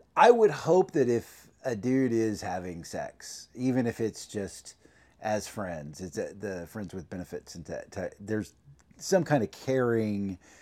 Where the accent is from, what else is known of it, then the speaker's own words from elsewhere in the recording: Oklahoma, United States; growing up in Oklahoma back in the sixties and seventies and eighties